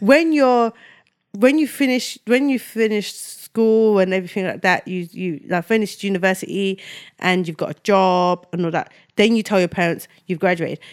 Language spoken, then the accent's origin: English; Nigeria; moved away; I was born in Nigeria